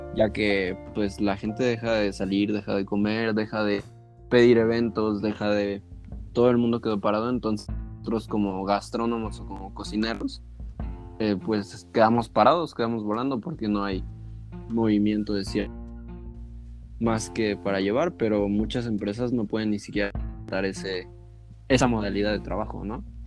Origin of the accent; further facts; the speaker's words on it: Mexico; entre nosotros como mexicanos